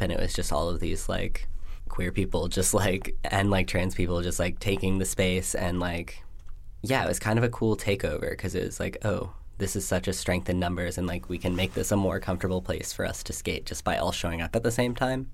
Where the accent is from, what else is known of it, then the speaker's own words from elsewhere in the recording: Washington, District of Columbia, United States; also born or lived in Arizona / Colorado Springs, Colorado; now in Vermont, United States; I grew up in Washington, D C